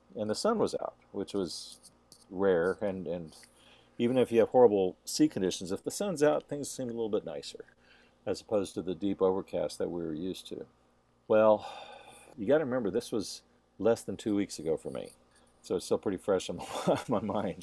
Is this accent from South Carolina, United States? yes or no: no; Texas, United States; Jeff and I were raised in Texas, and we were raised around guns and hunting and mountain lions